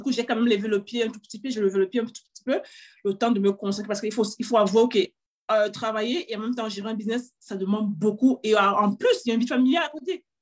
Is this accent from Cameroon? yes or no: yes; Cameroon; moved away as an adult; also born or lived in England; now in France; J'ai grandi au Cameroun également